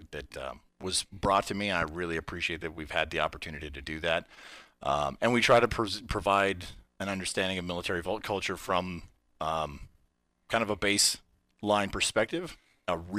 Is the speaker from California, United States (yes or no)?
no; Reno, Nevada, United States; I'm born and raised in Reno.